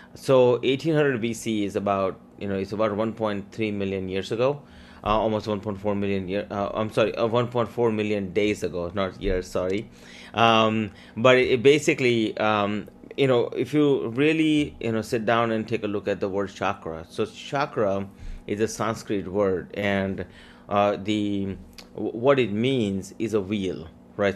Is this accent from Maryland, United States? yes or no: yes; Maryland, United States; English is a second language; also born or lived in India; I came here from India with twenty dollars and no English. Grew up here in Maryland